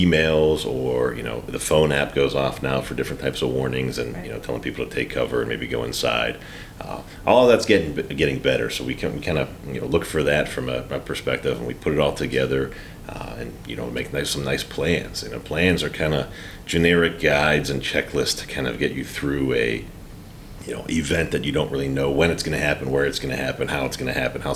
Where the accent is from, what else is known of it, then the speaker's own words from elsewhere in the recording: Johnstown, Pennsylvania, United States; I'm from Johnstown